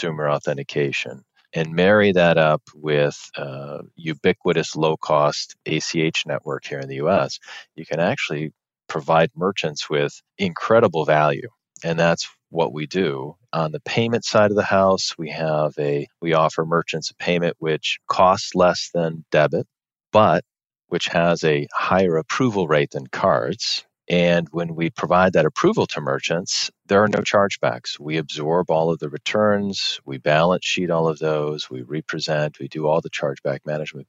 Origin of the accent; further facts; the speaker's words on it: Michigan, United States; also born or lived in Europe; I grew up in Michigan